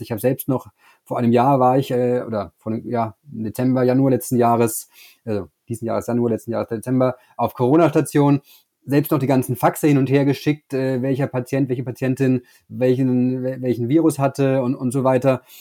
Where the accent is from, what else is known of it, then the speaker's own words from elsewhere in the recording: Bavaria, Germany; Ich komme ja aus Bayern